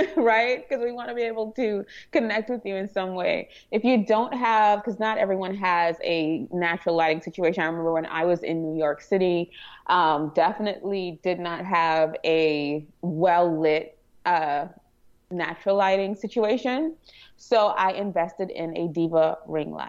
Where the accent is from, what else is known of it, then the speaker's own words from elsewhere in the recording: Trinidad & Tobago; moved away; I am from Trinidad and Tobago. So I was born in the Caribbean and I have an accent.